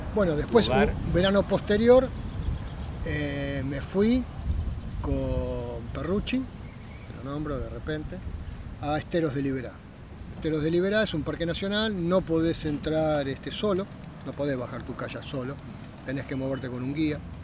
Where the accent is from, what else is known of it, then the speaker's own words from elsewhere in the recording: Buenos Aires, Argentina; tengo 60 años, nací en Capital